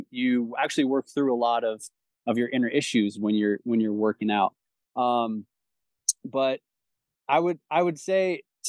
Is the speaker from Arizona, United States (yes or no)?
yes; Chandler, Arizona, United States; So I grew up in South Chandler, like Queen Creek, at the foot of the Santan Mountains down there.